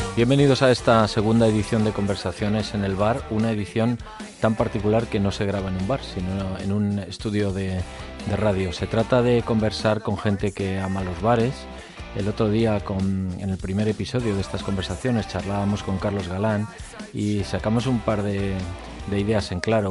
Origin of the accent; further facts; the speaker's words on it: Spain; cuando salimos de España